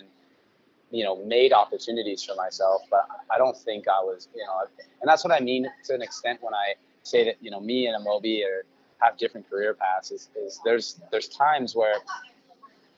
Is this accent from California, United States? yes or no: yes; Sacramento, California, United States; also born or lived in Elk Grove; growing up in Sacramento